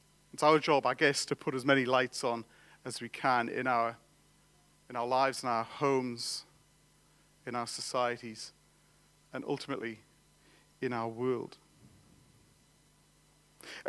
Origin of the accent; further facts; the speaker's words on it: England, United Kingdom; I'm an Englishman